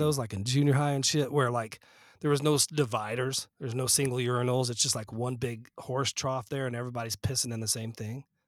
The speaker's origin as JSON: {"language": "English", "town": "Fort Collins", "region": "Colorado", "country": "United States", "tie": "born or raised there", "said": "when I was growing up in Fort Collins"}